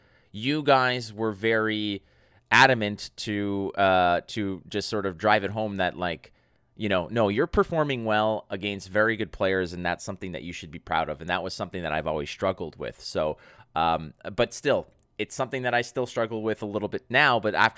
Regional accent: Montreal, Quebec, Canada; now in Mississauga, Canada; I am in Toronto. I'm born and raised in Montreal.

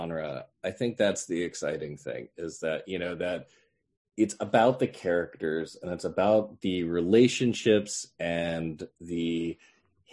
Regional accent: Orlando, Florida, United States; I grew up in Orlando.

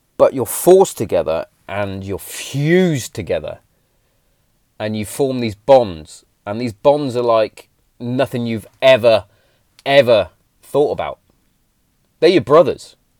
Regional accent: England, United Kingdom; us as English Englishmen

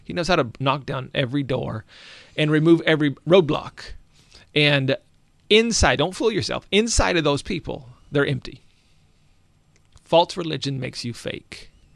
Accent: Alaska, United States; I grew up in Alaska

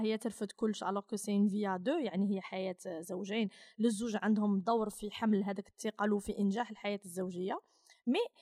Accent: Algeria; هذه الهويه تاعنا هذا هو الطابع تاعنا آه، غير في الجزائر

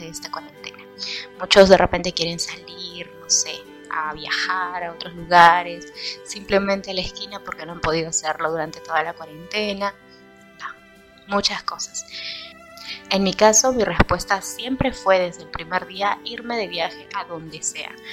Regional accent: Peru; aquí en, en mi país

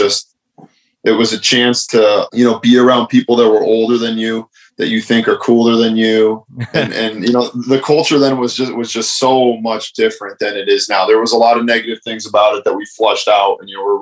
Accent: Stratford, Connecticut, United States; I'm from Stratford, Connecticut. I was, you know, born there, raised there

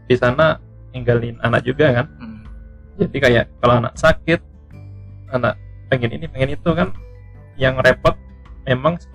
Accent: Kalimantan, Indonesia; cuma saya lahir di Kalimantan lahir besar di Kalimantan

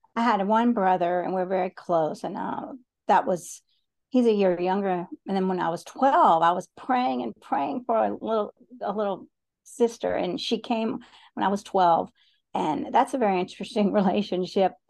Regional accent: Chattanooga, Tennessee, United States; I was born in Chattanooga, Tennessee

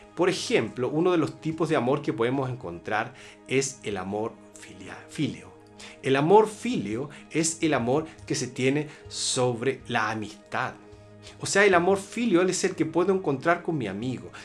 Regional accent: Chile; En mi país, Chile

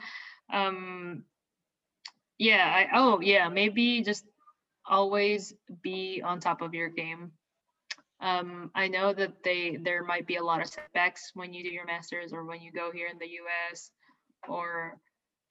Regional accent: Philippines; moved away as an adult; also born or lived in Indianapolis, Indiana, United States; now in United States; I'm not from here. I was not born here. I was born and raised in the Philippines.

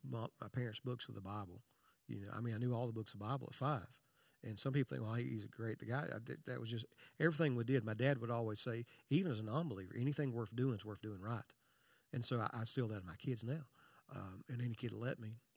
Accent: Eastern Kentucky, United States; I was born in Eastern Kentucky

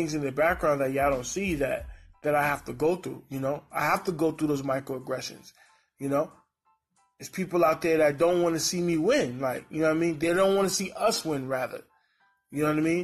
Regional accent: New York City, New York, United States; also born or lived in Honduras; now in San Diego, United States; I'm from the East Coast. I'm from Brooklyn.

